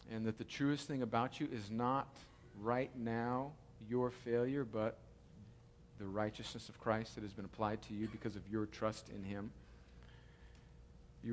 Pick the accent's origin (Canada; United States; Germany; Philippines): United States; I'm an American